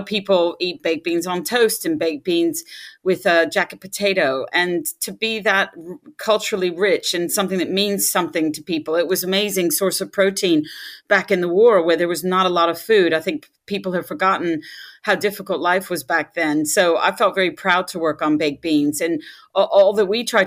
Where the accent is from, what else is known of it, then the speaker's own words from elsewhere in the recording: Birmingham, Alabama, United States; accent: USA; moved away; also born or lived in Washington, D.C.; I grew up in Birmingham, Alabama, of all places